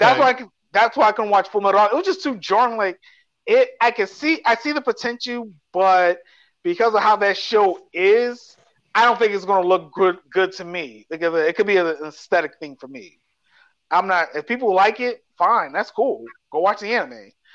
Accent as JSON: {"language": "English", "town": "New York City", "region": "New York", "country": "United States", "tie": "born or raised there", "said": "growing up in New York"}